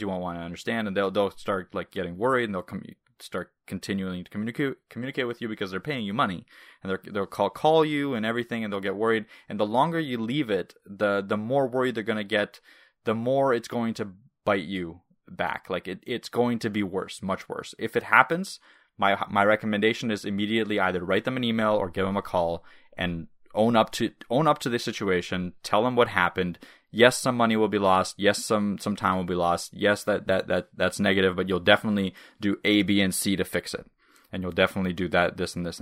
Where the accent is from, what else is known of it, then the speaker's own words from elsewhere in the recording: Canada; first language Russian; English is a second language; which Russian is technically my native language, but I moved to Canada when I was five